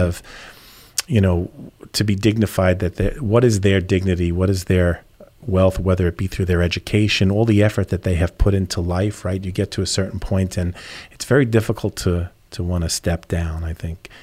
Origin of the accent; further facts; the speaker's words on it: New York, United States; now in Naples, United States; I'm from New York originally